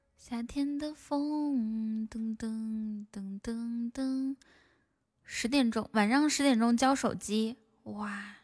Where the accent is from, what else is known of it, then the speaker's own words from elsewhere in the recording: Inner Mongolia, China; moved away; also born or lived in Shanghai; 我是从内蒙古搬到，搬到上海